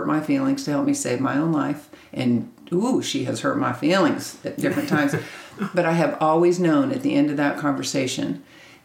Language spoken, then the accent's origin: English; Kansas, United States; born or raised there; moved away as an adult; now in Texas, United States